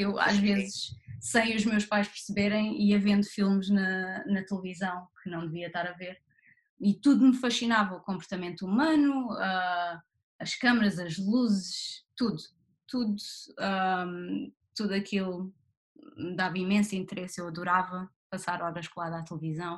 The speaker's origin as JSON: {"language": "Portuguese", "town": "Barreiro", "region": "Setúbal", "country": "Portugal", "tie": "born or raised there", "also_born_or_lived": "Lisbon", "moved": "as an adult", "lives_now": "London, United Kingdom", "said": "eu nasci no Barreiro e vivi no Barreiro a minha vida toda até ir para a faculdade em Lisboa."}